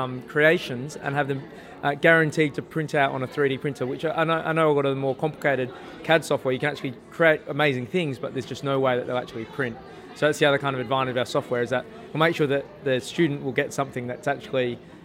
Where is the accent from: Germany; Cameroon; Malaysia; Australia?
Australia; Adelaide, South Australia; Oh, we're from Adelaide.